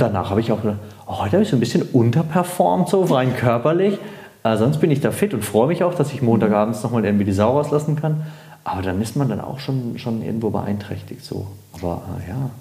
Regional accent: Baden-Württemberg, Germany; also born or lived in Munich (Harlaching); now in Munich, Germany; Ich bin aus Baden-Württemberg

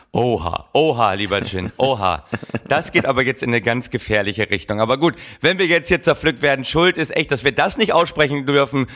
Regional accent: Oldenburg, Lower Saxony, Germany; ich komme ja äh, aus Oldenburg

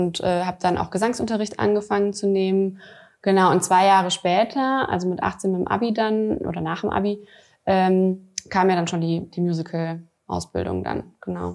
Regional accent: Saarland, Germany; moved away; also born or lived in Bad Honnef / Wiesbaden; ich komme aus dem Saarland, meine Familie lebt hier

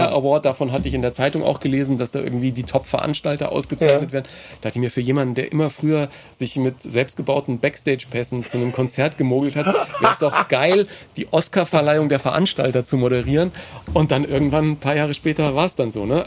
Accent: Ebern, Bavaria, Germany; bei uns in Ebern am Gymnasium

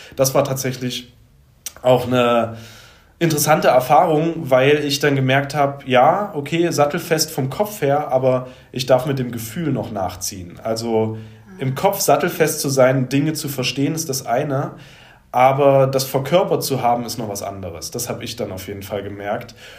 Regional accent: Leipzig, Saxony, Germany; ich komme aus Leipzig

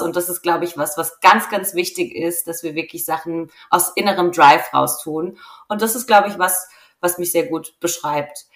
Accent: Rhineland-Palatinate, Germany; now in Franconia, Germany; ich bin Pfälzerin

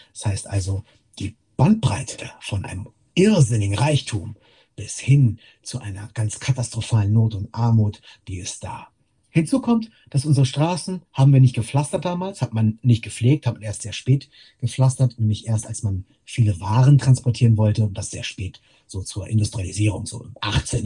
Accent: Wittorf, Lower Saxony, Germany; also born or lived in Lüneburg; ich bin vor den Toren Lüneburgs aufgewachsen. Ich komme von hier, äh, explizit in Wittorf bin ich aufgewachsen

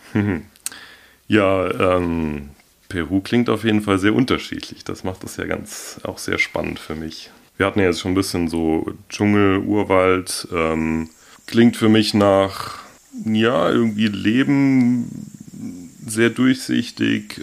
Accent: Hornbach, Hesse, Germany; now in Darmstadt, Germany; aufgewachsen bin ich hier im Odenwald ähm, in Hornbach

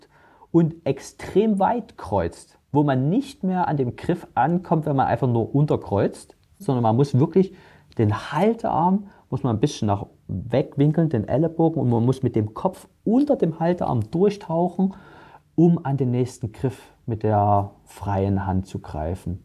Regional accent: Saxon Switzerland, Saxony, Germany; In der sächsischen Schweiz zum Beispiel, wo ich groß geworden bin mit Klettern

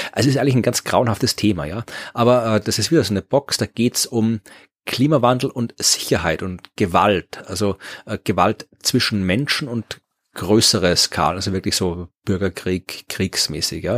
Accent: Austria

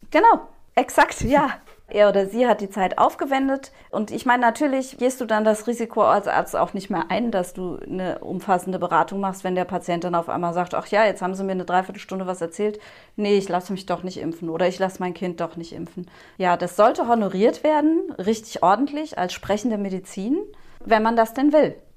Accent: Germany; bei uns in Deutschland

